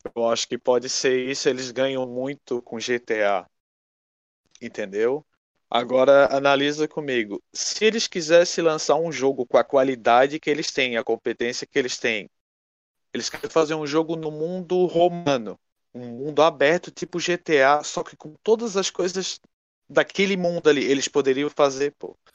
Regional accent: Brazil; a gente é brasileiro

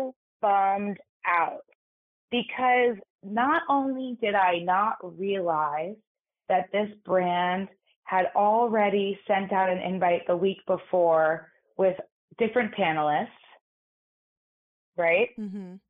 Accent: New York City, New York, United States; I grew up in New York City in an all-girls private school

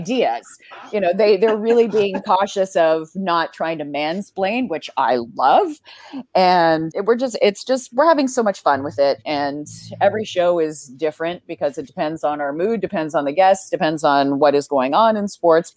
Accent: Vancouver, British Columbia, Canada; also born or lived in Toronto / Barrie; I'm from Vancouver

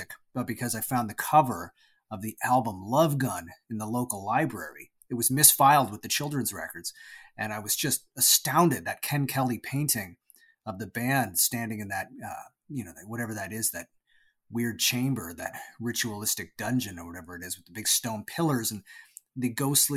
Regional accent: Toronto, Ontario, Canada; I was born in Toronto, Canada, and I lived most of my life there until I moved just outside of Toronto, but I've always pretty much lived within that area, what they call the GTA, the Greater Toronto Area.

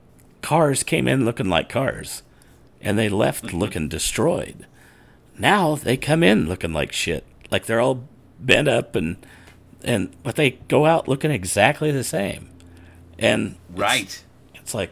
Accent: Guymon, Oklahoma, United States; I grew up in Guymon. I'm a Guymon Tiger

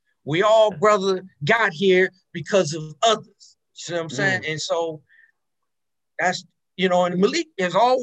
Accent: Maryland, United States; moved away; also born or lived in California; I'm from Maryland. And so in the DC area

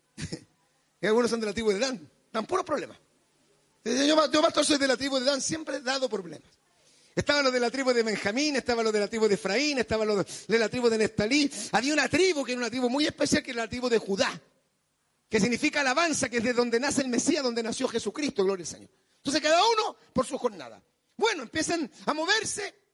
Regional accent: Chile; somos chilenos.

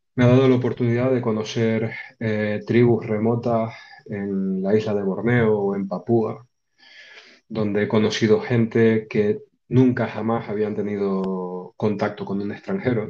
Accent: Canary Islands, Spain; soy mucho menos conocido, no sé si querido, pero mucho menos conocido en mi tierra, aquí en Canarias

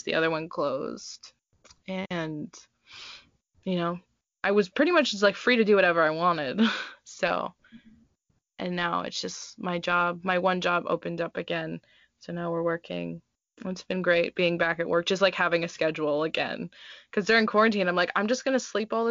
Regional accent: Minnesota, United States; now in Tucson, United States; I'm originally from Minnesota, the coldest place on earth

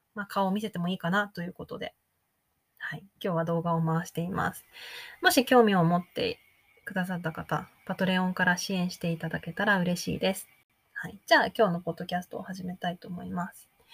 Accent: Japan; first language Japanese; moved away as an adult; also born or lived in United States; 自分の母語、日本語

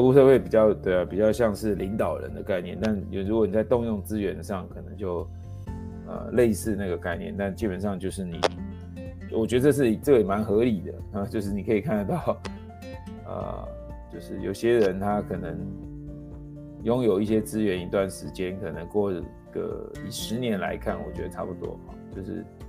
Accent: Taiwan; 像我就是独生子网从台湾长大

